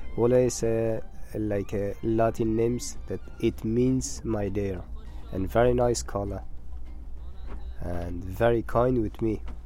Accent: northern Afghanistan, Afghanistan; English is a second language; moved away; I'm from Afghanistan, from north of Afghanistan, and I live in a village by the name of Khoris.

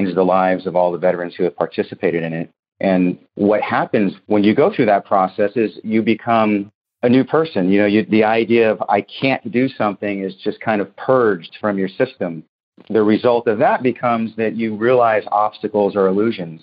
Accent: Oakland, California, United States; I grew up in Oakland, California

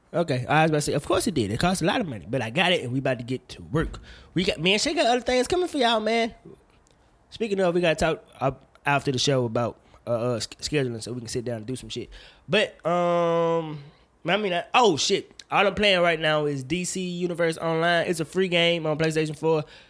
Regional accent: Woodville, Mississippi, United States; I'm from Woodville, Mississippi

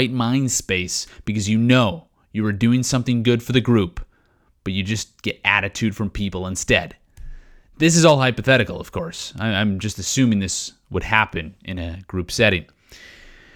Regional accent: Regina, Saskatchewan, Canada; moved away; Growing up in Regina, Saskatchewan, we were known for being the breadbasket of Canada

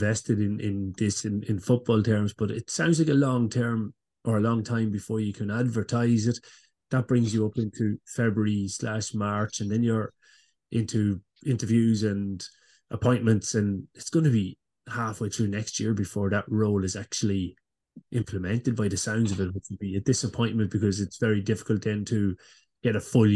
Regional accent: Cavan, County Cavan, Ireland; I grew up in Abbey Street

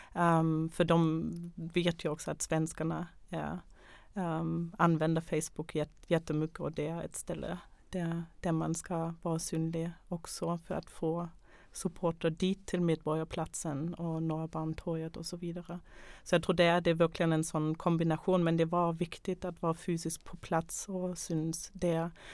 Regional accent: Germany; now in Sweden; jag kommer själv från Tyskland

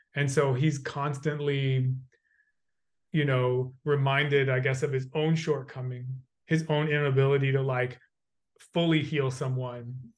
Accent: United States; I have the experience of being a white male growing up in the United States

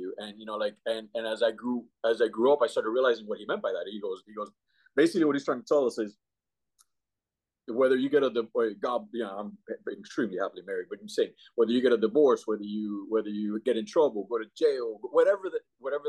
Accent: Miami, Florida, United States; also born or lived in Cuba; now in Jacksonville, United States; I grew up and raised in Miami. All the schooling was in Miami

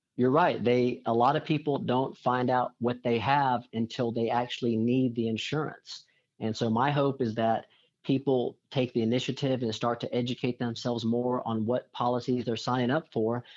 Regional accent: Corpus Christi, Texas, United States; I grew up down in the Corpus Christi area

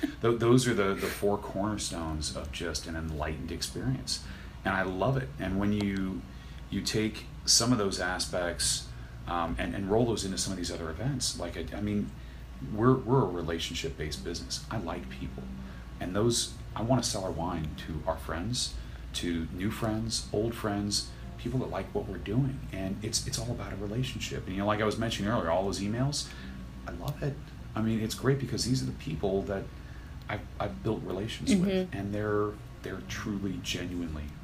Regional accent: East Bay, Bay Area, California, United States; also born or lived in Sonoma County, California; I grew up in the East Bay, in the Bay Area

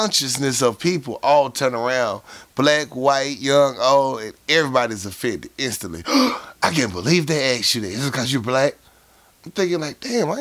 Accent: the South, United States; accent: southern; I use my southern accent

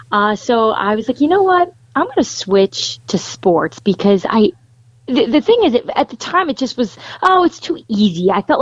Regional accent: United States; stories that affected my area and the town I grew up in and outside New York City and even in New York City.

